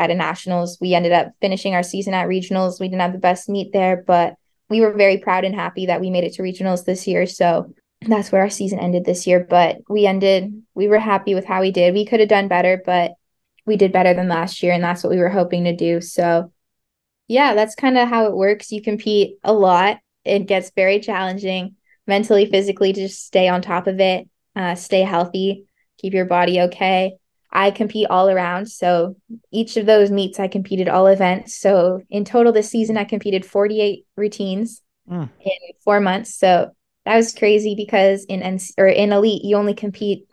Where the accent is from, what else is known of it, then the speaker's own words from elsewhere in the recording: Cambridge, Ontario, Canada; moved away as an adult; now in Nebraska, United States; I'm from Cambridge, Ontario in Canada.